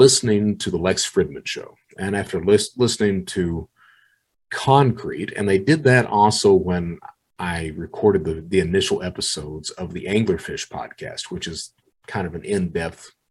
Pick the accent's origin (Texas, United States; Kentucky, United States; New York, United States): Kentucky, United States; Eastern; I was proud to be born in Eastern Kentucky, that I was an Eastern Kentuckian